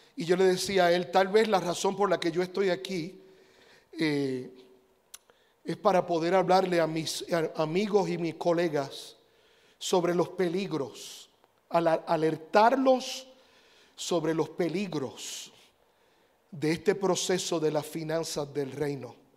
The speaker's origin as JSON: {"language": "Spanish", "country": "Puerto Rico", "tie": "born or raised there", "said": "Yo cuando era niño, yo nací en Puerto Rico"}